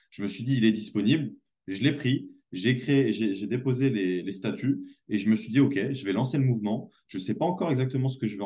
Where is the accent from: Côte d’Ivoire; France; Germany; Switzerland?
France; j'avais beau revenir chez moi en France dans cette espèce de luxe et d'opulence qu'on